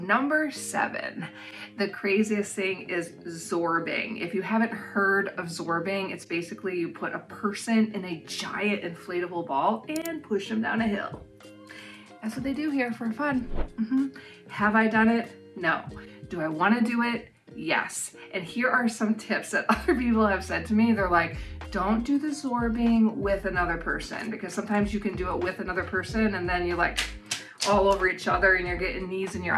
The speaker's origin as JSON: {"language": "English", "country": "United States", "moved": "yes", "lives_now": "New Zealand", "said": "living in New Zealand as an American"}